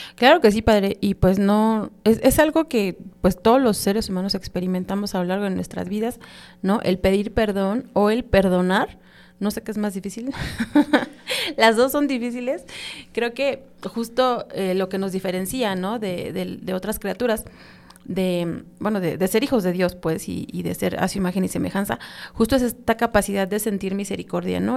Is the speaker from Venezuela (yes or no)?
no; Mexico